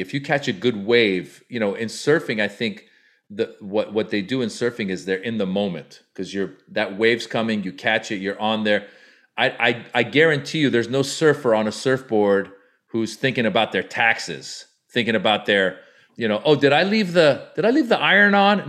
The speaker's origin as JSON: {"language": "English", "country": "United States", "tie": "born or raised there", "said": "as an Iranian American, I grew up in, in America"}